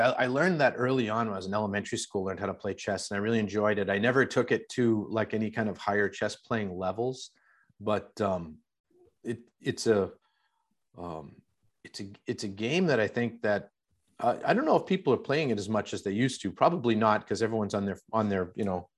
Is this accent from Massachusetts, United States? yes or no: yes; Boston, Massachusetts, United States; I grew up in Boston.